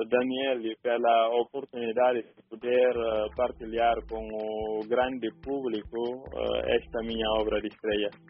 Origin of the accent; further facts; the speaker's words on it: Bafatá, Guinea-Bissau; E sobre o rio Jeba fica a cidade onde eu nasci, a cidade de Bafatá.